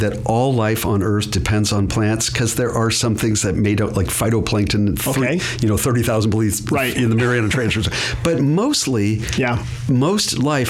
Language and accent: English; Hawaii, United States; moved away; I grew up in Hawaii